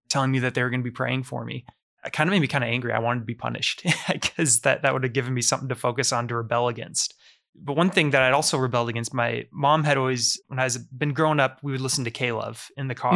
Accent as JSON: {"language": "English", "town": "Omaha", "region": "Nebraska", "country": "United States", "tie": "born or raised there", "said": "I grew up here in Omaha, Nebraska."}